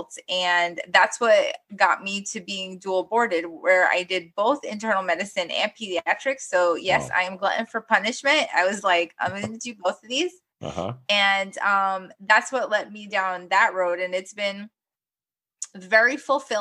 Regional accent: Guyana; also born or lived in New York, United States; now in United States; I was born in Guyana, South America. And originally my parents moved to the United States essentially just to give my sister and myself a better education

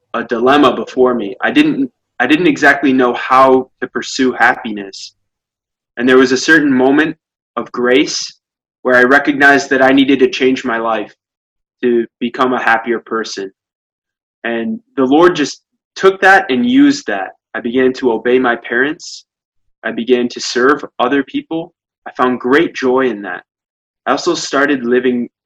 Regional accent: Dimondale, Michigan, United States; moved away as an adult; now in Rome, Italy; I grew up in Diamondale as the oldest of 11 kids

